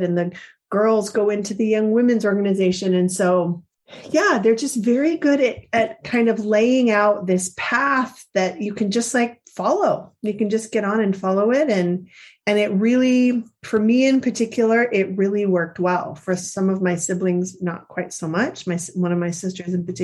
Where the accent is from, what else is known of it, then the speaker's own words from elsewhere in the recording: Central California, United States; Growing up in Central California, there weren't a lot of other Mormons who were my age